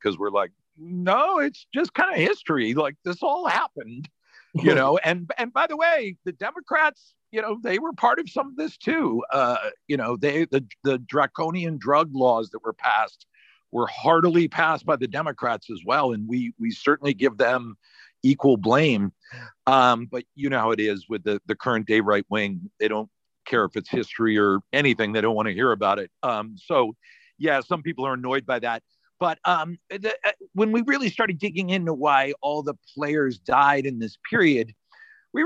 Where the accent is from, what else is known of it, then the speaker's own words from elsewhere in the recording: Worcester, Massachusetts, United States; moved away; also born or lived in Los Angeles; I grew up in Worcester